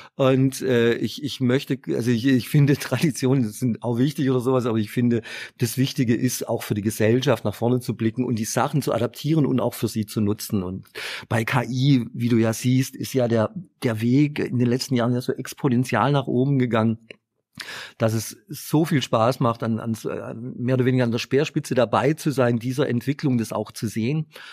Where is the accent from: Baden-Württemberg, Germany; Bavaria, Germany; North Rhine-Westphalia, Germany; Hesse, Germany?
Baden-Württemberg, Germany; Stuttgart; accent: Swabian; geboren in Stuttgart, was ihr gleich auch im äh, Dialekt hören könnt.